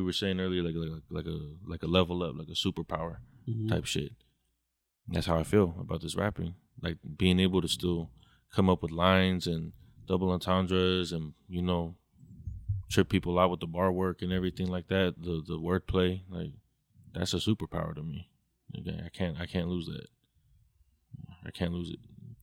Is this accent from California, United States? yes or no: yes; Orange County, California, United States; I'm from Juice County